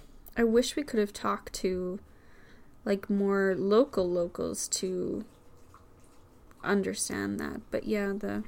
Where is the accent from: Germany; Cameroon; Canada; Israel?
Canada; Saskatchewan; my hometown in Saskatchewan